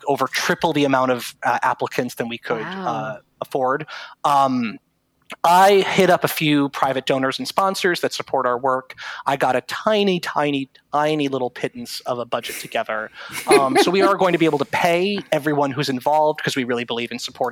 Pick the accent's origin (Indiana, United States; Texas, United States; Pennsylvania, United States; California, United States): Pennsylvania, United States; Scranton; also born or lived in New York City; I'm from Scranton, Pennsylvania. It's where I currently am.